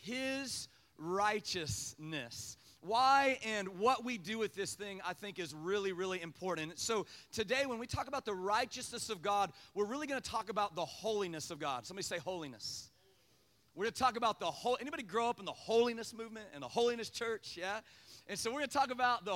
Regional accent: Kansas, United States; I was from Kansas

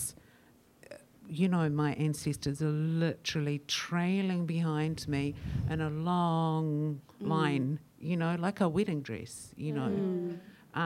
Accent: Christchurch, Canterbury, New Zealand; I was brought up in New Zealand, in Christchurch in particular, in the 70s, in the 80s

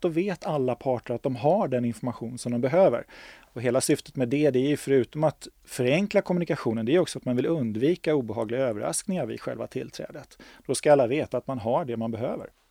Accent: Stockholm, Stockholm County, Sweden; jag är stockholmare, jag har bott i Stockholm hela mitt liv, jag är från Stockholm

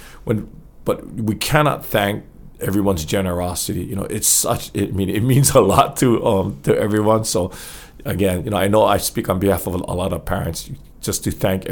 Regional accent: Hawaii, United States; we're from Hawaii and represent our great state of Hawaii

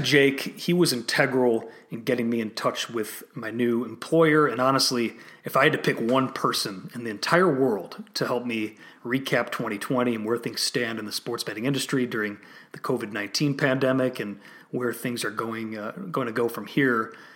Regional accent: Illinois, United States; here in my home state of Illinois

